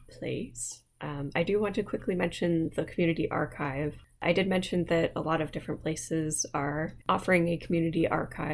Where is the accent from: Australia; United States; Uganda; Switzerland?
United States; accent: American; my accent is not good, not to mention it's very American